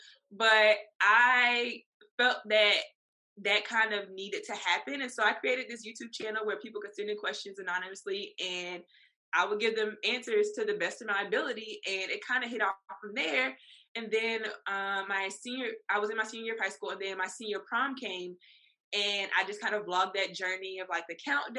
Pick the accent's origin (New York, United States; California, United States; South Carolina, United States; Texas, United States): South Carolina, United States; Columbia; now in Charleston, United States; I was born and raised in Columbia, South Carolina, but I moved to Charleston in technically 2018, 2019